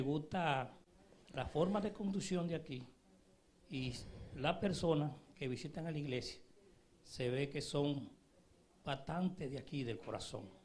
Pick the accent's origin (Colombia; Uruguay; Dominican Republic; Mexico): Dominican Republic; moved away; mi país, que es República Dominicana